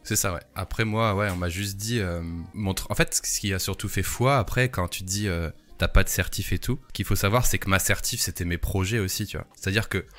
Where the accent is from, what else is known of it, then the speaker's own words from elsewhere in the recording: the Nord, Hauts-de-France, France; je suis du Nord